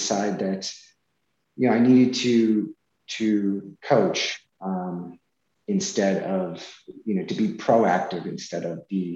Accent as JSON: {"language": "English", "region": "Massachusetts", "country": "United States", "said": "since we have family here, we're from Massachusetts, we decided to move back"}